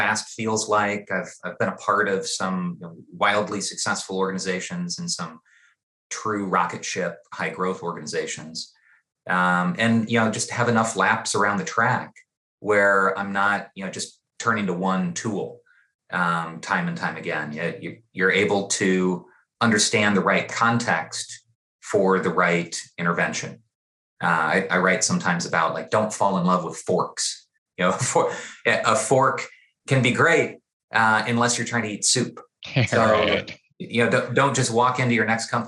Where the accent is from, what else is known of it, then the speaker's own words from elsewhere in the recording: East Peoria, Illinois, United States; I got into this work growing up in East Peoria, Illinois